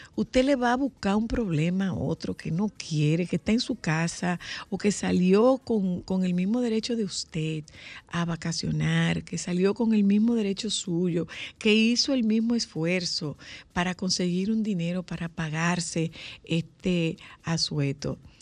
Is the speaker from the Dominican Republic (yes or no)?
yes; Dominican Republic; los dominicanos que estamos siendo vetados en nuestro país